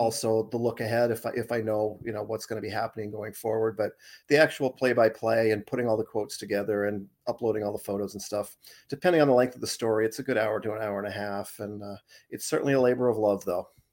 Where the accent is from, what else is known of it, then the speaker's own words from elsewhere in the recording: Arizona, United States; moved away as an adult; also born or lived in Boston; now in Portland, Maine, United States; I grew up in Ari, Arizona, I moved to Boston after college, and then I moved up to, uh, Portland